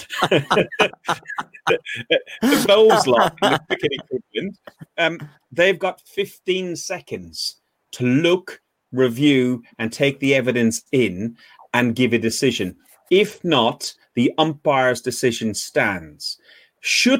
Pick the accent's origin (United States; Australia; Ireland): Ireland; I'm Irish